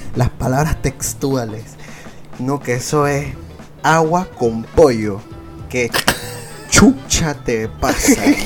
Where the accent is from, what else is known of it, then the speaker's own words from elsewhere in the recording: Venezuela; nací en Venezuela